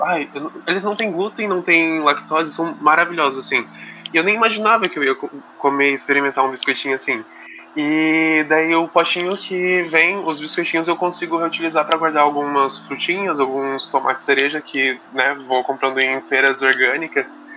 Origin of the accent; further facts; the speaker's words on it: Campo Grande, Mato Grosso do Sul, Brazil; now in Itajaí, Brazil; Que eu não sou daqui, eu sou de Campo Grande